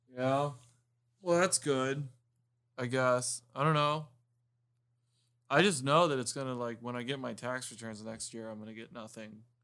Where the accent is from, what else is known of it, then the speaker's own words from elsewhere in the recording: Miami, Florida, United States; also born or lived in Homestead, Florida; I grew up in Miami, I was born in Miami, but when I was about thirteen, fourteen years old, we moved to Homestead